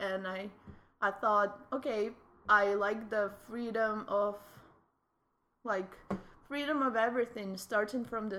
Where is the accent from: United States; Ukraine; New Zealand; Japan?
Ukraine; Western Ukraine; moved away as an adult; also born or lived in Vancouver, Canada; now in Edmonton, Canada; I grew up in Western Ukraine, which is kind of the region where I'm from borders with Romania, Moldova, and it's close to Poland and Hungary, really close